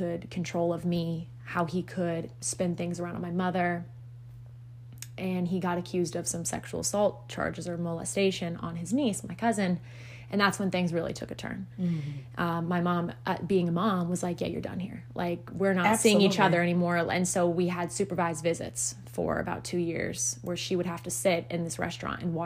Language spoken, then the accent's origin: English; South Carolina, United States; also born or lived in Florida; we all moved up to South Carolina. I'm originally from Florida. We all moved up to South Carolina when I was 6